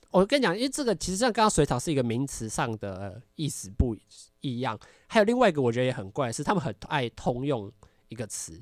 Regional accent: Taiwan; 我们台湾教的本来就是一个咬字

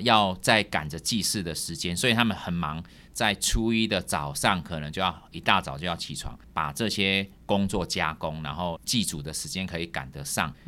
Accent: Taiwan; 我们台湾人

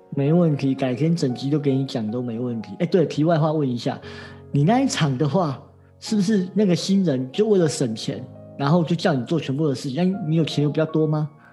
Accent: Taiwan; 我们台湾人好像请客，通常都没有一次准时的哦

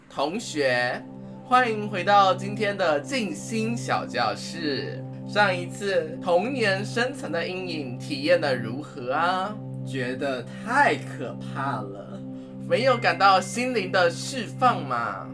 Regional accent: Tainan, Taiwan; moved away as an adult; now in Taipei, Taiwan; 我是其实从台南来的。从南方北漂上来的人。嗯，对啊，我就是从台南北漂来台北的

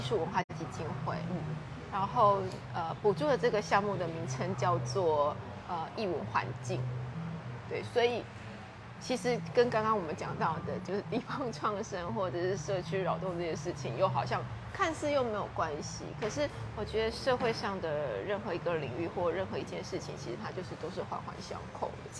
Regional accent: Fengshan, Kaohsiung, Taiwan; 我从小自己就是在凤山长大的

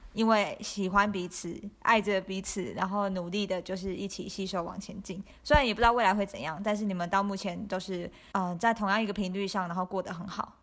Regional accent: Taiwan; 我们都要台湾长大

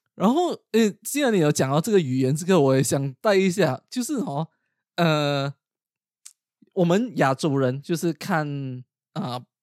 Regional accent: Malaysia; moved away as an adult; now in United Kingdom; 我现在我是马来西亚人嘛

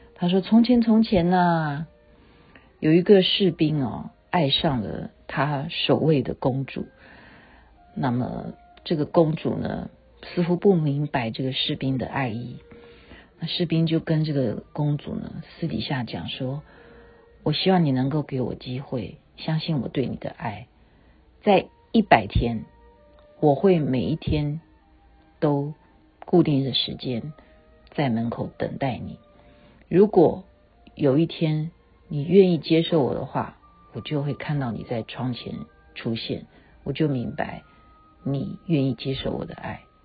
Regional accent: Taiwan; 因为我是眷村长大的

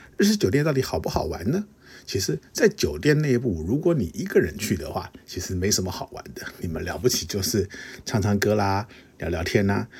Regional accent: Taiwan; 我们，呃，东方人甚至亚洲人甚至是台湾人

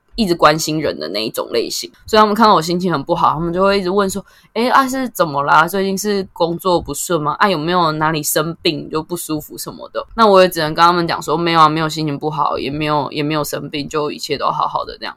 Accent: Taoyuan, Taiwan; 其实我是桃园人，大学也算是在桃园念

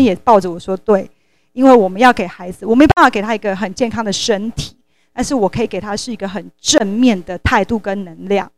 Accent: Taiwan; 我们台湾人很幸福

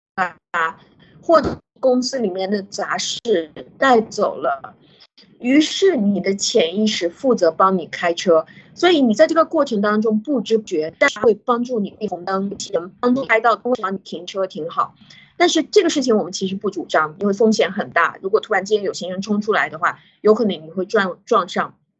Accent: China; 我们中国人

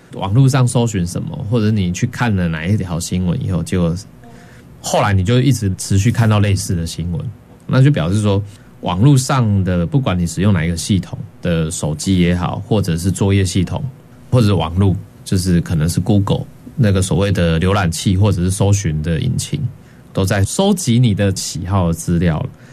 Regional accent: Taiwan; 我们台湾人

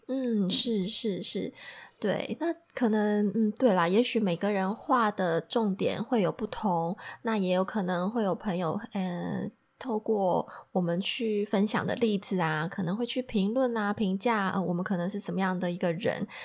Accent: Taiwan; moved away as an adult; 我也是土生土长的台湾人

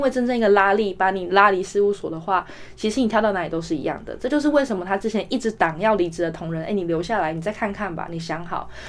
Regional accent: Taiwan; moved away as an adult; 因为我在台湾长大，就是没事就去传统超市买菜嘛

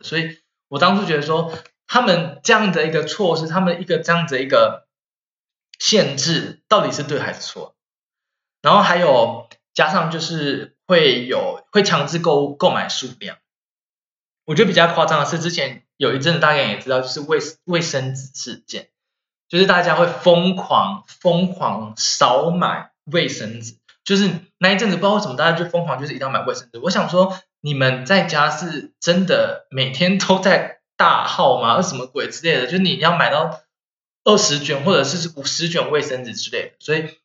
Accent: Taiwan; now in Germany; 我们台湾人，我们历经过 SARS

